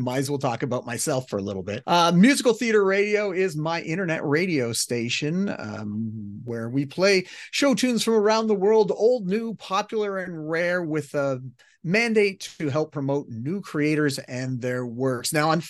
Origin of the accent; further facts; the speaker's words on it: Canada; accent: Canadian; I'm Canadian, but I'm not that Canadian.